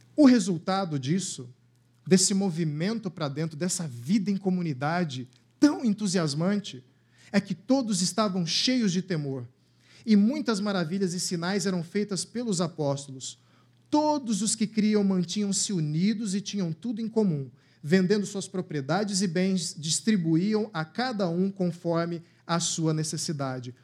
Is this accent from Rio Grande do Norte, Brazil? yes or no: no; Cuiabá, Mato Grosso, Brazil; moved away; lá na minha cidade natal, lá em Cuiabá